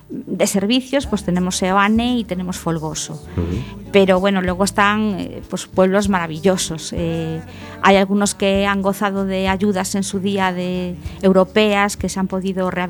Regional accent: A Coruña, Galicia, Spain; ya que hablas de Monte Alto, que yo soy de Monte Alto, eh, pues que no estamos, está, parece que estamos ahí olvidados.

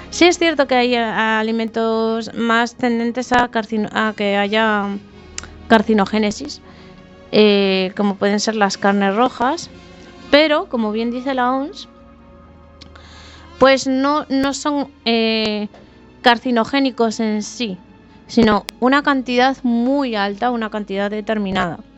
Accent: Asturias, Spain

